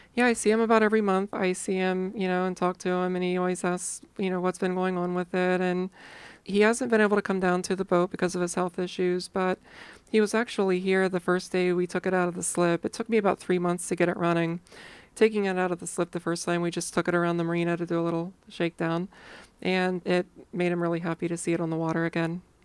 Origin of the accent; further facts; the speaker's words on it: Ohio, United States; I grew up in Ohio